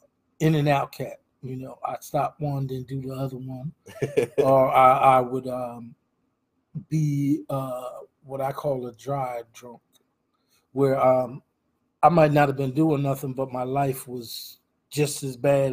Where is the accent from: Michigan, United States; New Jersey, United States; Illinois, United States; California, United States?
New Jersey, United States; Trenton; I lived off of Stuyvesant Avenue on a street called Oak Lane, right by Cowater Park.